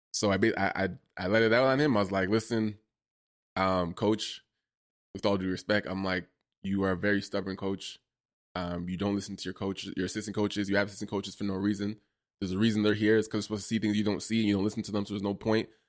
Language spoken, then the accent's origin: English; Toronto, Ontario, Canada; also born or lived in Ottawa; I'm from Toronto